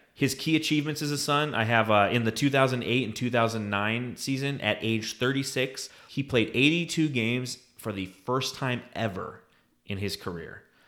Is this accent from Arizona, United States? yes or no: yes; Phoenix, Arizona, United States; also born or lived in Los Angeles; I was born in Phoenix. I'm moving back to Phoenix.